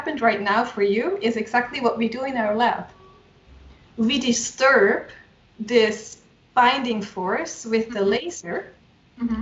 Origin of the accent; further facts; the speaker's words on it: Switzerland; I'm from Switzerland